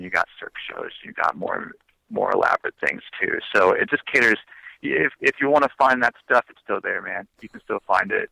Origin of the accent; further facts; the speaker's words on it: Brookings, South Dakota, United States; now in Branson, United States; my hometown of Brookings, South Dakota